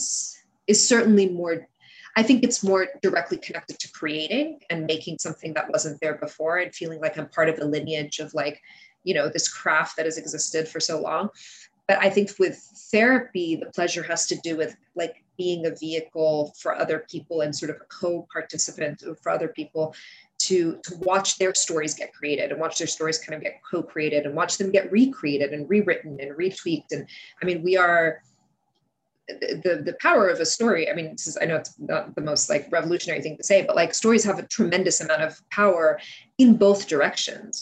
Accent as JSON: {"language": "English", "country": "United States", "tie": "born or raised there", "also_born_or_lived": "Kuwait", "second_language": "English", "said": "we moved to the States soon after my fourth birthday"}